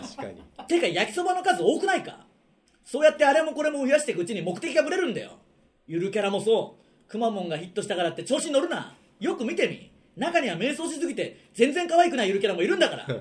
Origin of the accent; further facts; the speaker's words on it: Okayama, Japan; 岡山出身